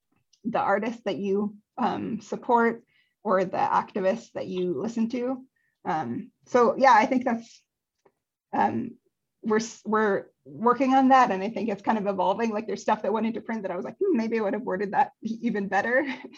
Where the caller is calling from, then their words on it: California, United States; I'm calling in from California on Ketanamuk and Kwaisu land.